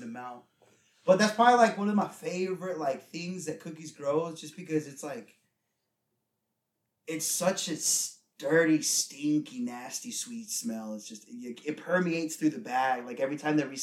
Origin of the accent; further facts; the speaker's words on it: Nevada, United States; I'm from Nevada